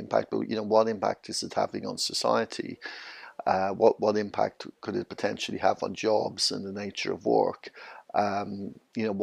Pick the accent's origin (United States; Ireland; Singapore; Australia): Ireland; Dublin, Leinster; moved away as an adult; now in London, United Kingdom; I'm originally from Dublin, Ireland. I moved over to the UK about 22 years ago, so I've been living in London.